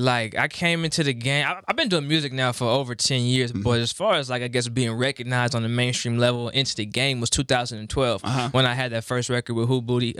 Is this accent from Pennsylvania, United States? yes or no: no; the Bay Area, California, United States; moved away as an adult; now in Los Angeles, United States; I'm from the Bay, but I moved to LA in 2014, still back and forth